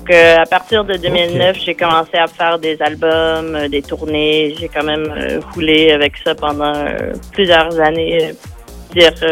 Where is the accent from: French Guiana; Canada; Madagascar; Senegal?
Canada; accent: English Canadian; first language en; French is a second language; En fait, c'est parce que l'anglais, c'est ma première langue.